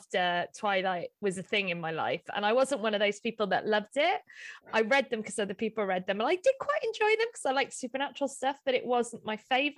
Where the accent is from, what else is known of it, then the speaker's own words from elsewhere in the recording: Welsh, Wales, United Kingdom; I'm Welsh